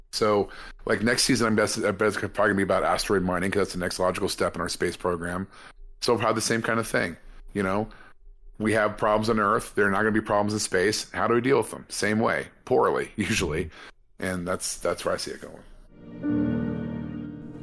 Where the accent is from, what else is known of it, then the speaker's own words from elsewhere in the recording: California, United States; as a Californian